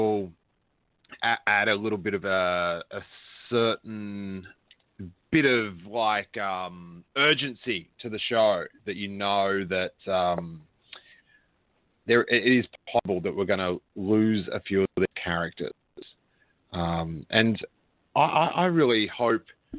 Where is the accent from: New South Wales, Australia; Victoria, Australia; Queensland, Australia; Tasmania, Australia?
Victoria, Australia; Rosebud; I was down where I grew up in Rosebud